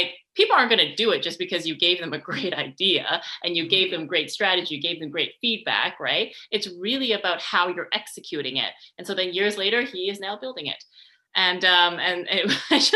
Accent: Canada; also born or lived in Montreal; I am from Canada

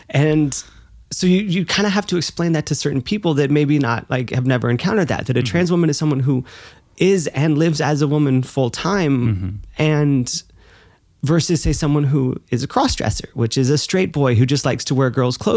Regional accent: the South, United States; Like it was such a different kind of school. It was a different environment. Like growing up in the South

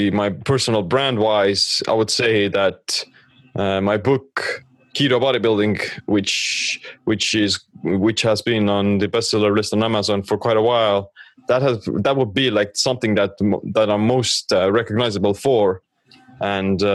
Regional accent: Estonia; I'm from Estonia

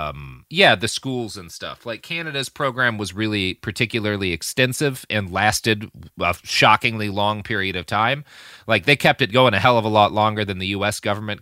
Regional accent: United States; But also I'm like, but I'm an American.

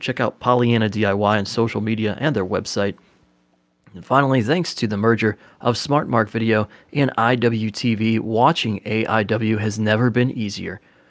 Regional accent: Ohio, United States; In Ohio.

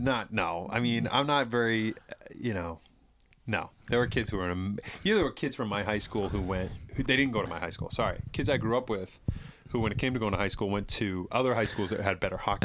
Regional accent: East Bridgewater, Massachusetts, United States; I grew up in East Bridgewater

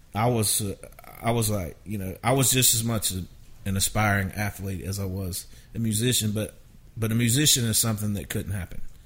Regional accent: Valdosta, Georgia, United States; moved away as an adult; now in Nashville, United States; I grew up in Valdosta, Georgia

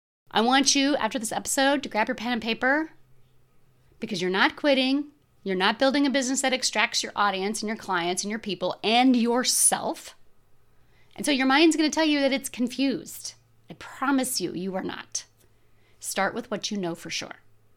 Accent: United States; and I grew up here in America.

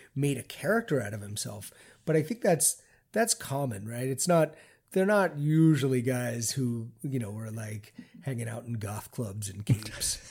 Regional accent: Baltimore, Maryland, United States; I grew up in Baltimore, Maryland in the seventies

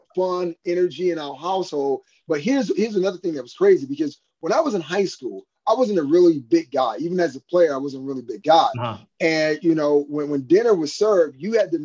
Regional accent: Miami, Florida, United States; moved away as an adult; I was from Miami, and I lived like 15 blocks from my high school

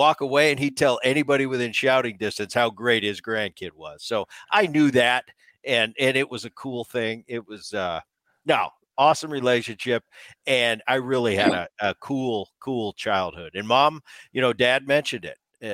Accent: Medford, New Jersey, United States; And we grew up in New Jersey and in that little town of Medford

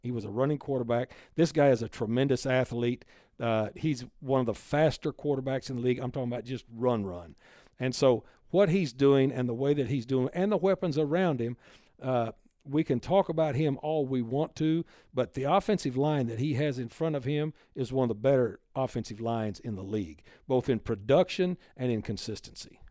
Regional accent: Texas, United States; moved away; I'm from Texas

